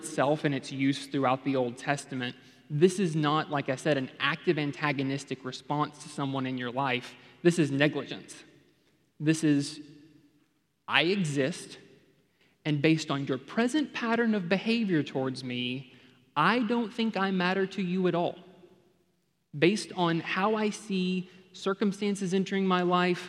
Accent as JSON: {"language": "English", "town": "Memphis", "region": "Tennessee", "country": "United States", "tie": "born or raised there", "moved": "yes", "lives_now": "Texas, United States", "said": "I grew up in Memphis, Tennessee, came to Texas as soon as I could"}